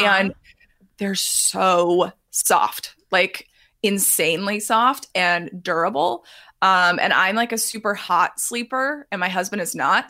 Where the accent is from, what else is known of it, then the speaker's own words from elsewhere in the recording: Texas, United States; I'm from Texas